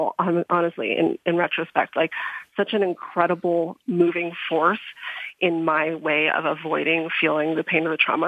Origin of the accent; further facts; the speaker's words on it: outside of Chicago, Illinois, United States; moved away as an adult; also born or lived in Crestone, Colorado; I grew up outside of Chicago